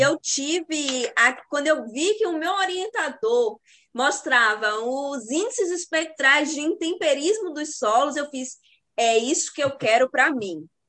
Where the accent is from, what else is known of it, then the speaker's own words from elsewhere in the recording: sertão of Bahia, Brazil; eu sou do sertão da Bahia